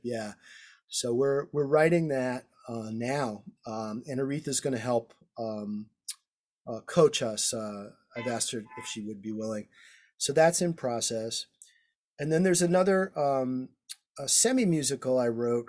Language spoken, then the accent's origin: English; New York, United States; moved away; I'm from New York.